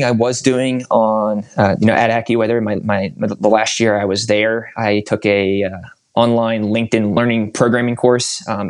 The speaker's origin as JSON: {"language": "English", "region": "Northeast", "country": "United States", "tie": "born or raised there", "said": "October is my favorite month of the year, and I just love the colors, especially growing up in the Northeast."}